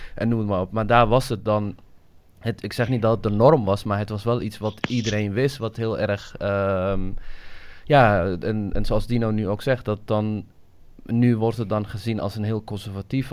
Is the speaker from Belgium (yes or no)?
no; Somalia; now in Netherlands; ik kom uit Somalië, ik, eh, ik ben in Somalië geboren